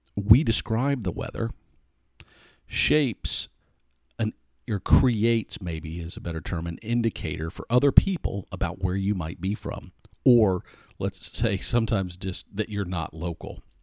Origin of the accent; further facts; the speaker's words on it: Atlanta, Georgia, United States; I wasn't born here, but I grew up here. I grew up in Hot Atlanta